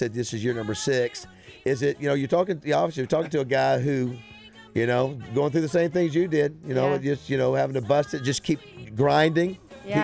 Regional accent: Panama City, Florida, United States; I'm a panhandle guy from Panama City.

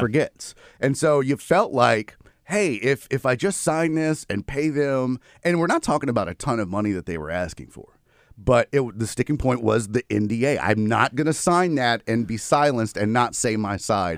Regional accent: Houston, Texas, United States; born and raised in Houston

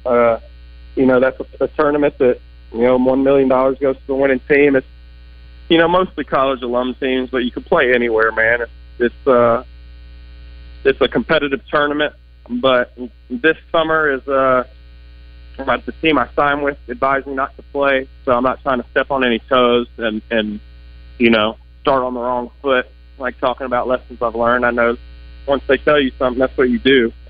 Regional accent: Little Rock, Arkansas, United States; moved away as an adult; now in Fayetteville, United States; I, obviously was born and raised in Little Rock

